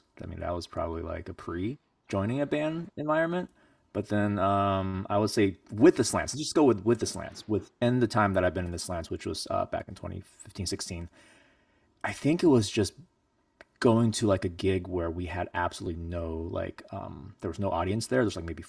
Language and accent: English; China; born there; I was born in China a long, long time ago